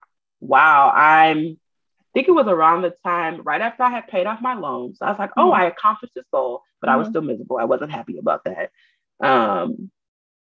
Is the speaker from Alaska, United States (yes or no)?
no; Detroit, Michigan, United States; if you talk to me for more than 10 minutes, you know that I'm from Detroit